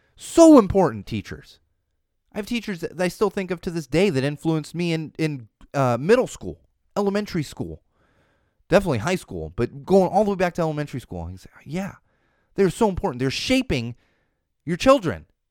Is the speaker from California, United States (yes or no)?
yes; California, United States; also born or lived in Florida; I'm a California boy at heart, but I was born in Florida.